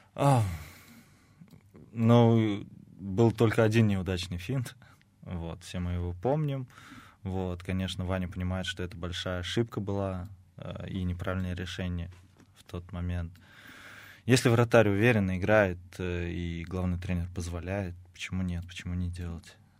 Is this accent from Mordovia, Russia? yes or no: yes; Saransk, Mordovia, Russia; now in Samara, Russia; я жил и рос в Саранске